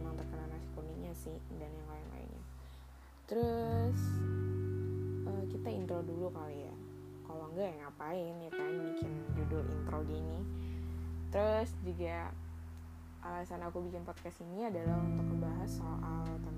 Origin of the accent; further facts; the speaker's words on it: Samarinda, East Kalimantan, Indonesia; Aku asalnya dari Samarinda